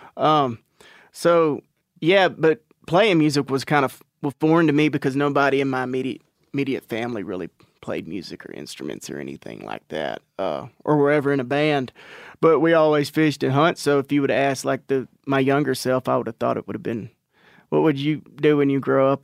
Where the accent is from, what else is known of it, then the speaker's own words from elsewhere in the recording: Natchez, Texas, United States; I'm actually from Natchez, which is about ten miles uh, fifty-eight miles outside of Palestine, which is just in East Texas